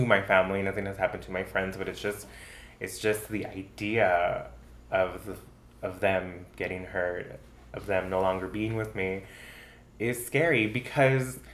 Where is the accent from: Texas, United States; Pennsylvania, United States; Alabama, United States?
Texas, United States; El Paso; now in Minneapolis, United States; I'm from El Paso, and from the Lower Valley